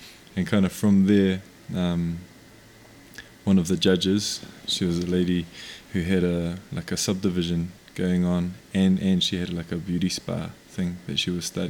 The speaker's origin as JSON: {"language": "English", "country": "New Zealand", "first_language": "Māori", "second_language": "English", "said": "I'm from Aotearoa, New Zealand. My iwi are Ngā Puhi, Ngā Tikahu, Te Upauri and Te Rarawa, all from the far north of the North Island of New Zealand"}